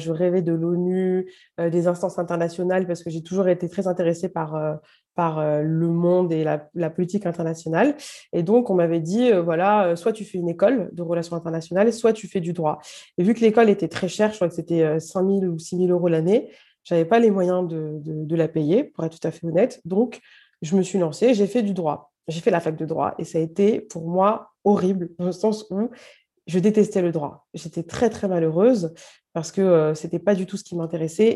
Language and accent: French; Paris, Île-de-France, France; also born or lived in Algeria (parents' origin); Je suis juste à côté de Paris, mais j'ai grandi dans le 20e à Paris.